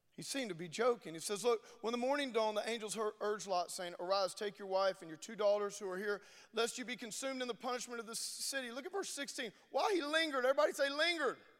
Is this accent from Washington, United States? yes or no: no; Louisiana, United States; I'm from Louisiana.